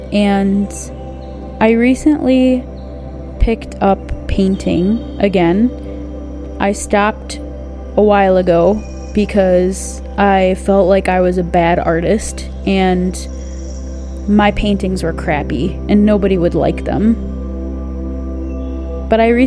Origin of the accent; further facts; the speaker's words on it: United States; I'm American, but my family is originally from Quebec.